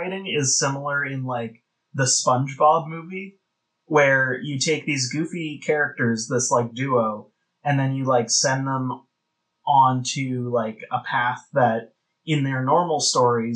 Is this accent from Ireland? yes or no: no; Canada; We're Canadian